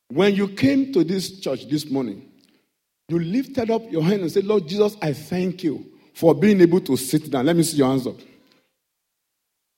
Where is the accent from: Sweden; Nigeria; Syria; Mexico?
Nigeria; accent: Nigerian English; English is a second language; now in United Kingdom